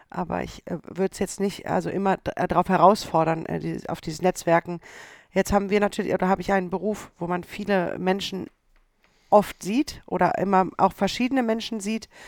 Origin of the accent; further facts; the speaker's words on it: Düsseldorf, North Rhine-Westphalia, Germany; Düsseldorf ist meine Heimat.